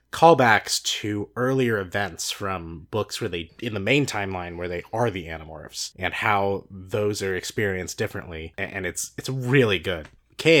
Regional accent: Cardinals country, Midwest, United States; we grew up in Cardinals country

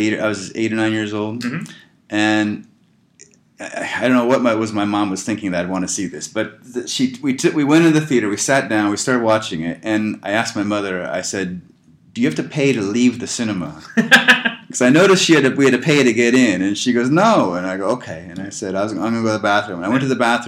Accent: Sunnyvale, California, United States; I'm a local boy in Sunnyvale

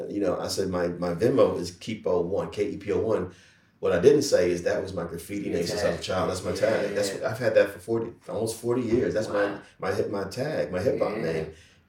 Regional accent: Jersey City, New Jersey, United States; I was born and raised in Jersey City, which is literally right across the Hudson River from New York City

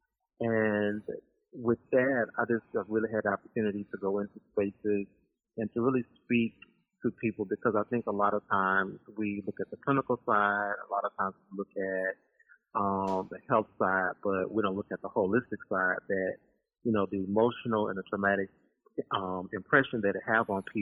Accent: Baton Rouge, Louisiana, United States; moved away as an adult; now in Birmingham, United States; I'm originally from Baton Rouge, Louisiana

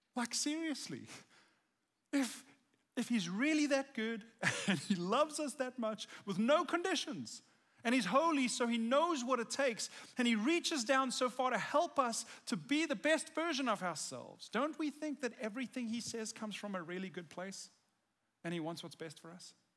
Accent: South Africa; I'm South African, and I grew up in South Africa

